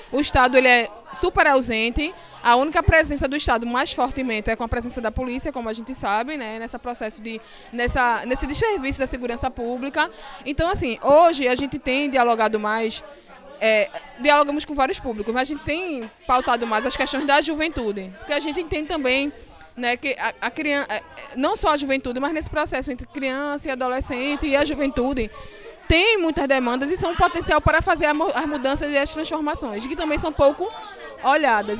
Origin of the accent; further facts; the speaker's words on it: Recife, Pernambuco, Brazil; fui nascida e criada aqui no Ibura